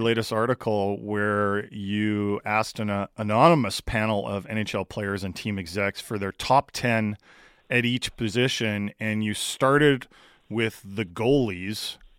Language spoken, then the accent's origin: English; Canada; As a Canadian